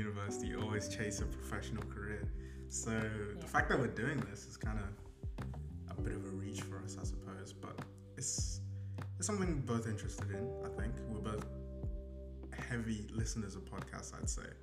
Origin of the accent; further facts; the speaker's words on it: England, United Kingdom; also born or lived in Zimbabwe; now in Australia; I'm originally from Zimbabwe, but I grew up in England.